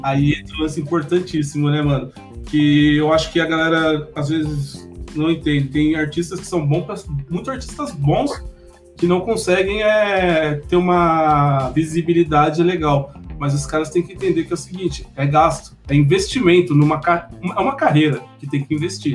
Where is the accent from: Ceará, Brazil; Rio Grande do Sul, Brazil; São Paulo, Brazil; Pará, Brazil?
São Paulo, Brazil; Mogi das Cruzes; eu sou de Mogi das Cruzes mesmo, Mogi é minha cidade